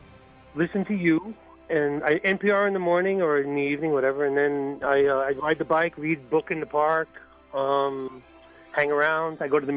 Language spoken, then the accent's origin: English; New York City, New York, United States; moved away as an adult; now in Madrid, Spain; I was born in Brooklyn. Most of my life I spend in New York, yeah. But I carry a second passport